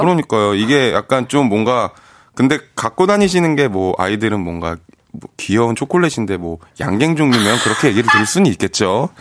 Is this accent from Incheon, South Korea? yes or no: yes; Incheon, South Korea; 제가 인천 사람인데